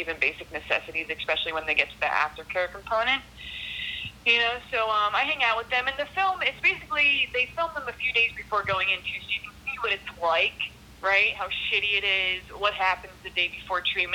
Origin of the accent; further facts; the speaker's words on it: South Florida, United States; I grew up here in South Florida